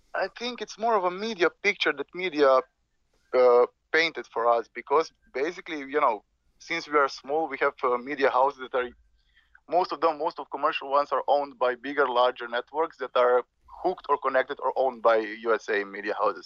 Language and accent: English; Slovenia; born or raised there